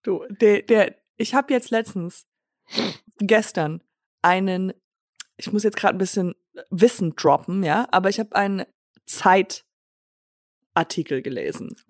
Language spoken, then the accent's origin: German; Germany; accent: German; moved away; also born or lived in Los Angeles, United States; dass ich Deutsche bin